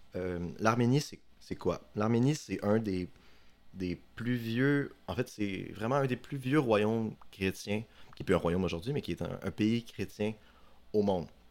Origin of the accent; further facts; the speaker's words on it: Chicoutimi, Quebec, Canada; moved away as an adult; now in Sherbrooke, Canada; je suis un gars du Saguenay comme vous. Euh, j'ai grandi à Chicoutimi.